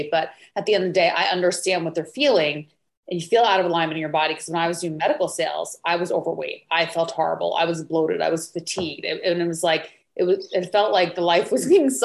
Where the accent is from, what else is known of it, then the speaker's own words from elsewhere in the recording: New York, United States; moved away; originally I'm from New York